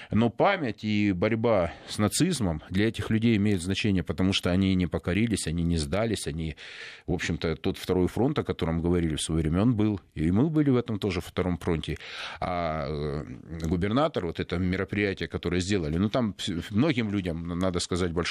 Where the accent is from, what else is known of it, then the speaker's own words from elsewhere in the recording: Donetsk, Donetsk Oblast, Ukraine; ну, мы из Донецка, там на, другие люди маленько.